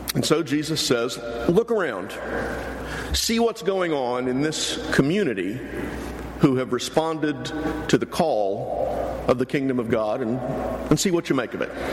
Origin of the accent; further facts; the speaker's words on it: near Houston, Texas, United States; I grew up near Houston.